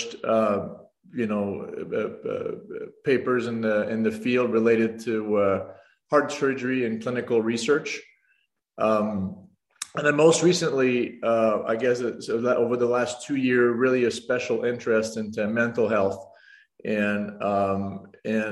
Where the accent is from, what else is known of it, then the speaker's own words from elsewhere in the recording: Canada; moved away as an adult; also born or lived in Montreal / Nashville; now in Rochester, United States; I'm French Canadian in origin.